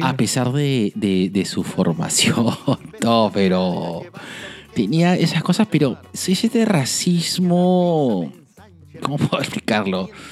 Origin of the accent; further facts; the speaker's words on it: Lima, Peru; como limeñitos